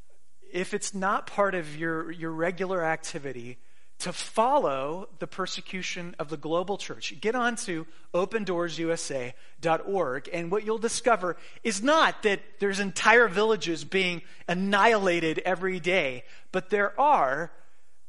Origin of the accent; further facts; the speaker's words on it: United States; we as American Christians in the Western world